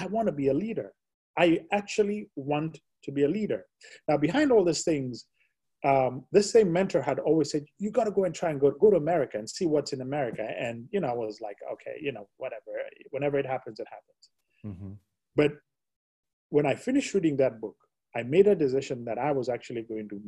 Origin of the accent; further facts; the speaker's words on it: Kenya; I was born and brought up in Kenya